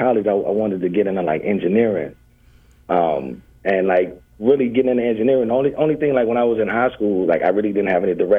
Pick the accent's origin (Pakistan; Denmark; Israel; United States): United States; Clarksdale, Mississippi; now in Wylie, United States; I'm originally from Clarksdale, Mississippi.